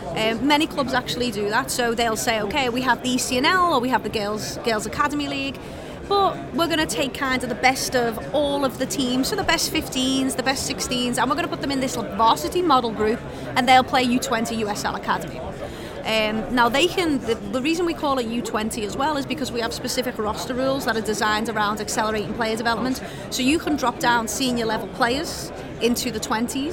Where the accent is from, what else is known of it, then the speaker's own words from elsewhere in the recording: England, United Kingdom; now in United States; I come from England